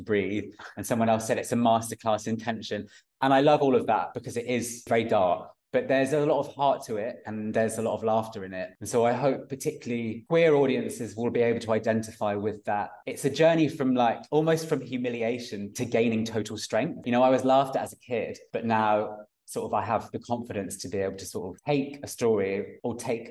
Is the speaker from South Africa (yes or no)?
no; Chippenham, South West England, United Kingdom; now in London, United Kingdom; In my hometown, Chippenham, there isn't actually theatre